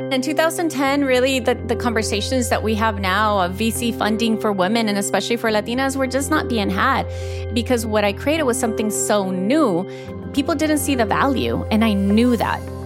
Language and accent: English; El Salvador; moved away as an adult; also born or lived in Houston, Texas, United States / Florida, United States; moved us back to El Salvador, where it was, where really I grew up, where I had my formative years. But my formative years were only there. They were also in Houston. I grew up between both countries